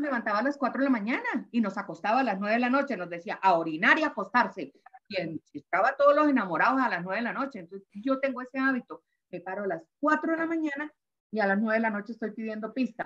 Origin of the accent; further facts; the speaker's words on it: Caribbean coast, Caribbean Region, Colombia; como costeña que soy